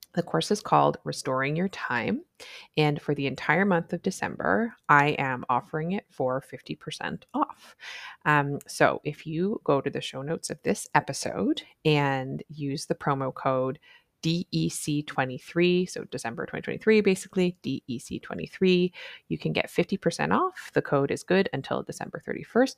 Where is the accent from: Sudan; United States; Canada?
Canada; I'm a Canadian family physician